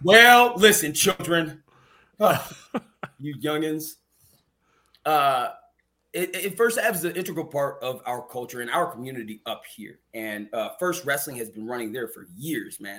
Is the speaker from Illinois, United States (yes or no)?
yes; Chicago, Illinois, United States; my hometown